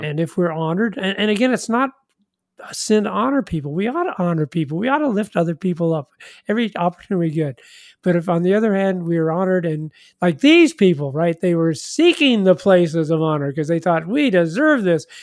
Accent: Kansas City, Missouri, United States; I'm from Kansas City, Missouri

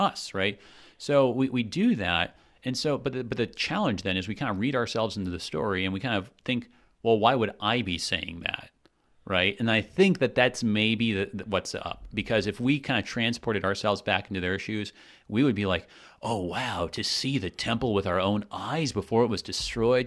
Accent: United States; as an American myself

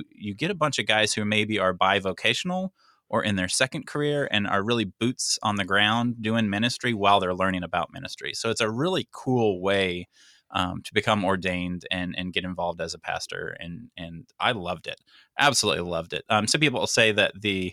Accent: Dallas-Fort Worth area, Texas, United States; moved away; I hail from Dallas-Fort Worth area

